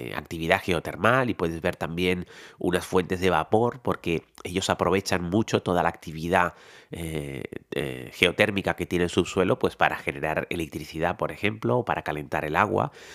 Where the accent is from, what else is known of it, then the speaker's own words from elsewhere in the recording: Tenerife, Canary Islands, Spain; soy tinerfeño